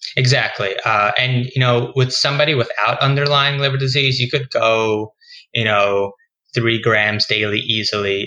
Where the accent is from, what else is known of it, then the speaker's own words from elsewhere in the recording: New York City, New York, United States; moved away as an adult; now in Boston, United States; I'm originally from New York. I grew up in Queens